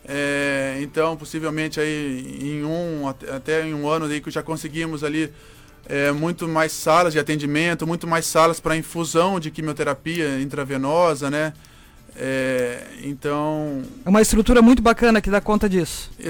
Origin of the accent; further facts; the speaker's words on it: Avaré, São Paulo, Brazil; born there; moved away; Isso, eu sou, sou, sou nascido em Avaré, interior de São Paulo. Uma cidade pequena lá do interior de São Paulo.